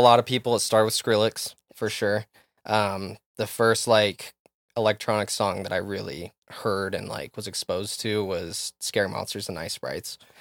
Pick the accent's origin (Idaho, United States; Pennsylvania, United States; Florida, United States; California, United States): Idaho, United States; Rexburg; moved away; also born or lived in Texas / Utah; growing up in Rexburg, we had B Y U Idaho right there